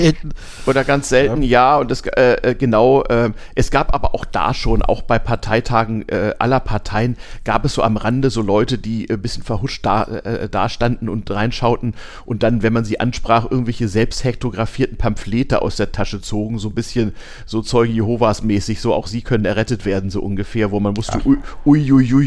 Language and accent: German; Lower Saxony, Germany; born or raised there